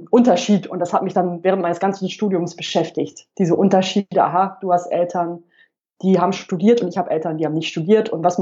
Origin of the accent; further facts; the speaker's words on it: Rheda-Wiedenbrück, North Rhine-Westphalia, Germany; ich komme aus Ostwestfalen, aus einer Kleinstadt im Kreis Gütersloh, Reda-Wiedenbrück. Und in meiner Familie hatte eben noch niemand studiert.